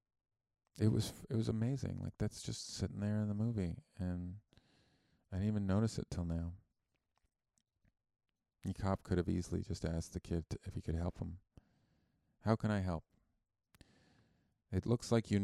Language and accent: English; Canada; I'm Canadian, and I learned about Christopher Columbus in high school